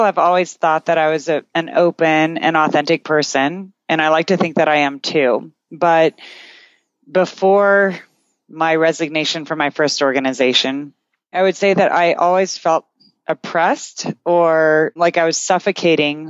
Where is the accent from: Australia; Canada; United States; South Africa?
Canada; I'm Canadian